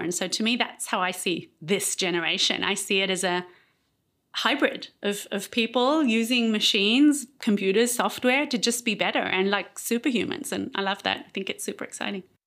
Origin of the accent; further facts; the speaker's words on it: Israel; also born or lived in Australia; I married Aliyah when I was eight, and I grew up in Israel.